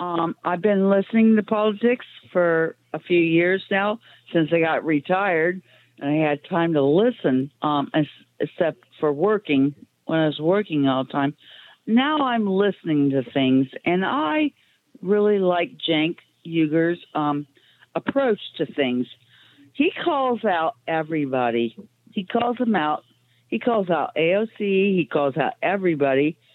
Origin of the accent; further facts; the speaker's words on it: Ohio, United States; I'm from Ohio.